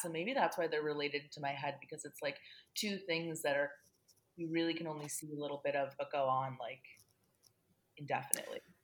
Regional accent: Great Lakes Midwest, United States; we are both Great Lakes Midwesterners.

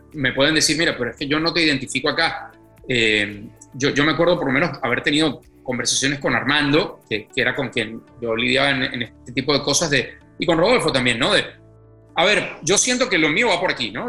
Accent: Venezuela; first language Spanish; moved away as an adult; now in Mexico; cuando yo me fui de Venezuela

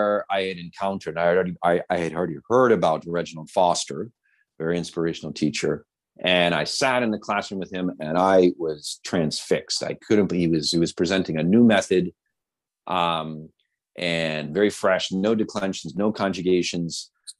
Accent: Pittsburgh, Pennsylvania, United States; moved away; I was born in Pittsburgh, Pennsylvania. I attended public schools

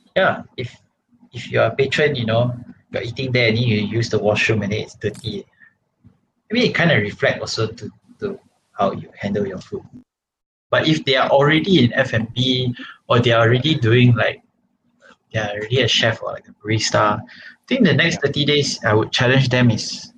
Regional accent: Malaysia; as a Malaysian

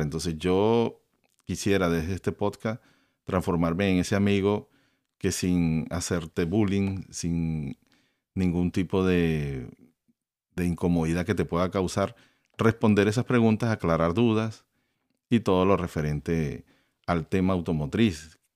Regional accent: Venezuela; yo soy de Venezuela

